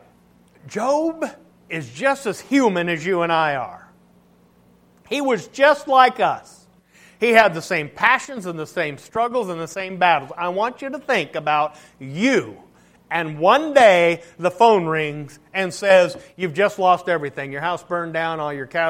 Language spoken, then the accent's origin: English; United States; we as American Christians